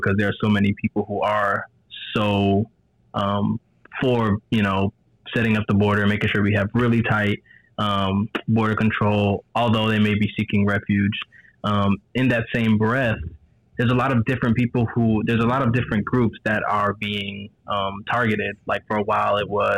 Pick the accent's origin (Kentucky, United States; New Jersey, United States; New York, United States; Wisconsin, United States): New Jersey, United States; also born or lived in Georgia; now in Rhode Island, United States; I'm from New Jersey, moved to Georgia. Now I'm in Rhode Island going to Roger Williams University School of Law